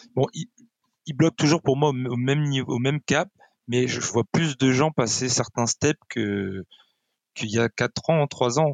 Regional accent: France; on est des Français

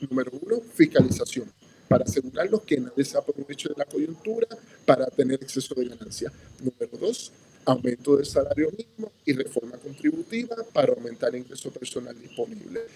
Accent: Puerto Rico; Puerto Rico y los puertorriqueños

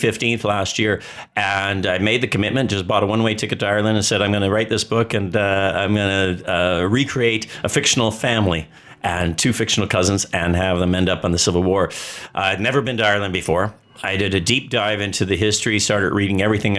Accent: Vancouver, British Columbia, Canada; I'm from Vancouver, Canada

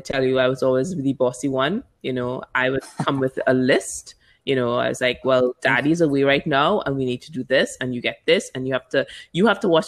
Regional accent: Barbados; also born or lived in Trinidad and Tobago / London; I was born in Trinidad, which is Trinidad and Tobago in the Caribbean. And I moved to Barbados because my mom's from there. I grew up there

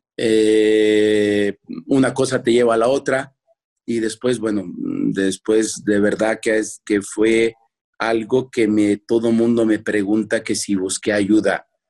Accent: Mexico City, Mexico; now in León, Mexico; soy de Culhuacán, Iztapalapa

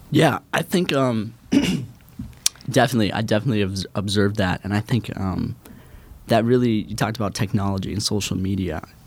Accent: Robbinsdale, Minnesota, United States; I'm from Robbinsdale, Minnesota, right outside the Twin Cities

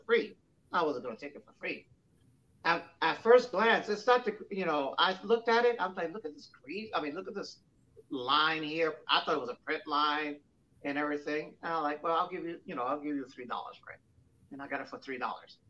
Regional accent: New York City, New York, United States; I was from Williamsburg

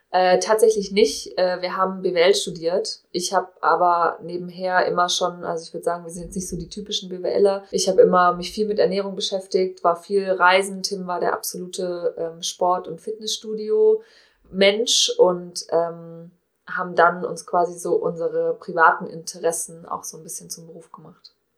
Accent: Cologne, North Rhine-Westphalia, Germany; ich komme aus Köln

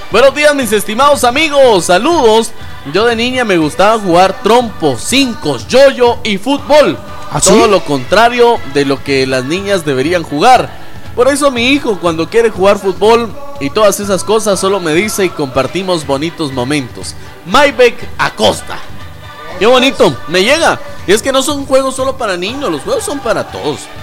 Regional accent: Mixco, Guatemala Department, Guatemala; allá en mi tierra, allá en Misco, estamos de fiesta por la Virgen del Rosario

